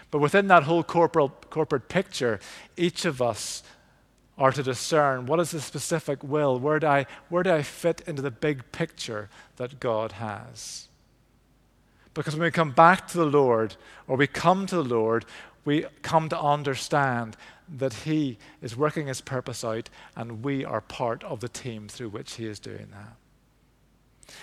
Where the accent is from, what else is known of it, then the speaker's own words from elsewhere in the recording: Belfast, Northern Ireland, United Kingdom; I grew up in Belfast, East Belfast